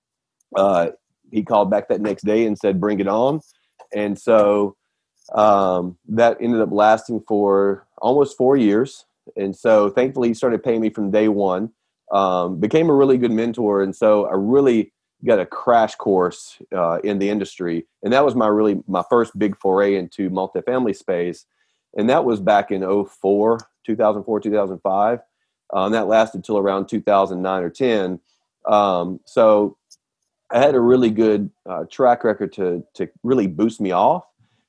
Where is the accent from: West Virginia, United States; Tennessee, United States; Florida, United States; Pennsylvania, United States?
Tennessee, United States; Nashville; now in Roswell, United States; So we're from Nashville. Currently live in Atlanta.